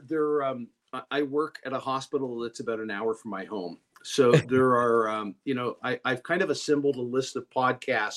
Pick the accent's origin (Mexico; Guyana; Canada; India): Canada; now in United States; I was born in Canada. I'm a U.S. citizen now